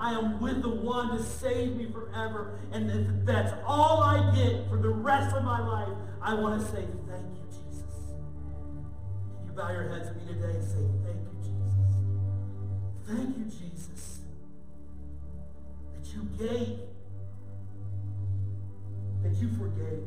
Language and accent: English; St. Louis, Missouri, United States; moved away; We're from St. Louis. So we don't have family here.